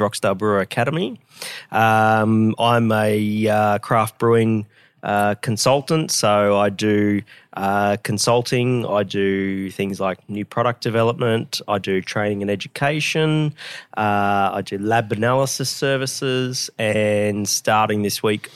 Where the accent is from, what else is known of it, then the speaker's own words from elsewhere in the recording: Brisbane, Queensland, Australia; moved away as an adult; also born or lived in Geelong; Brisbane's my hometown.